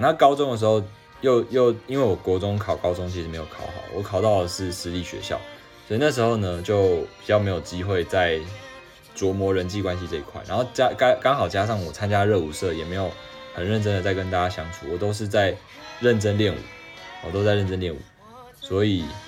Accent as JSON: {"language": "Chinese", "country": "Taiwan", "accent": "Taiwanese accent", "said": "我应该一口就是台湾腔吧"}